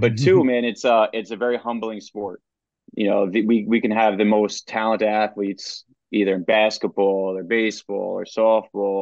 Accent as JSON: {"language": "English", "town": "Poughkeepsie", "region": "New York", "country": "United States", "tie": "born or raised there", "also_born_or_lived": "Hyde Park, New York", "said": "I grew up actually hour and a half north of the city in Poughkeepsie, New York."}